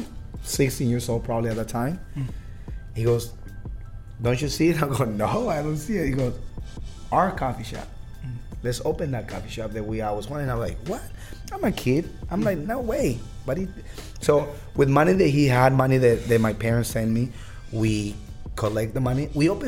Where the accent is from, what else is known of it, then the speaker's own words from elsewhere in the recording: Baja California, Mexico; now in Seattle, United States; we're from Baja, California